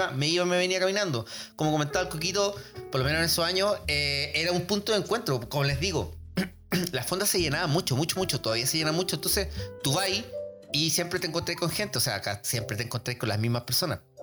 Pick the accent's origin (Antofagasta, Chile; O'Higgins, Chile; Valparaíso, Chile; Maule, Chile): O'Higgins, Chile; Rancagua; yo me acuerdo de chico, eh, acá en Rancagua